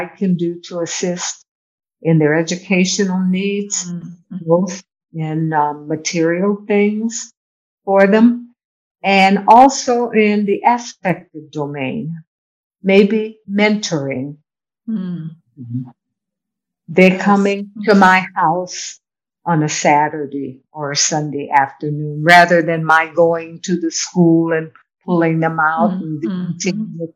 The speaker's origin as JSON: {"language": "English", "country": "United States", "also_born_or_lived": "Morro Bay", "moved": "as an adult", "lives_now": "Jamaica", "said": "being a spoiled American"}